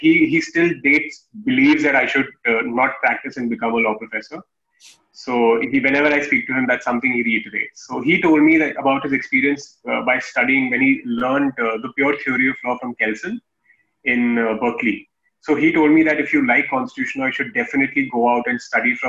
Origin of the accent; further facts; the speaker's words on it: Kanpur, Uttar Pradesh, India; moved away as an adult; also born or lived in Delhi; my hometown in Kanpur